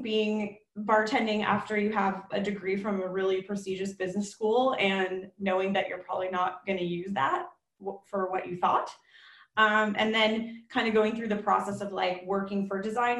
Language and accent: English; South Bay, California, United States; I grew up in the South Bay, so I'm totally a local South Bay kid